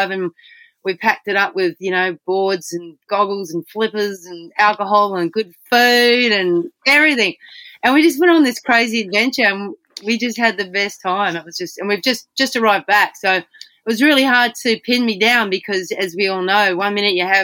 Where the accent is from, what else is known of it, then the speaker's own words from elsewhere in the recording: Albany, Western Australia, Australia; whaling town. Yeah, it, it, yes. It's a real southern town in Western Australia. It's, it's, um, it's the southern tip of Western Australia. It's really rugged.